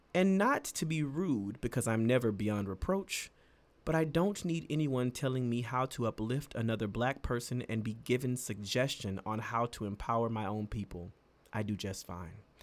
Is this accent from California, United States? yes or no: no; the South, near Houston, Texas, United States; a lot of the people where I'm from, you know, from the, from the South, you know, who are Houston adjacent, 'cause we're not from Houston